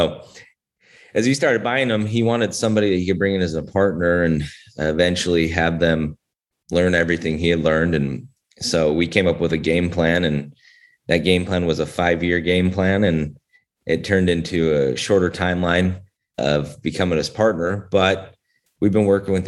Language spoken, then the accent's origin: English; Northern Utah, United States; moved away as an adult; also born or lived in Atlanta, Georgia; I was born and raised in Northern Utah